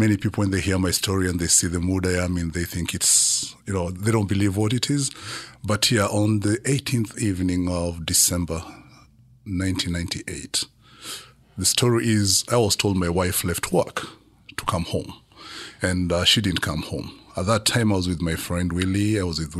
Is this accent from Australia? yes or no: no; Kenya; born there; Yeah, I was born in Kenya 48 years ago.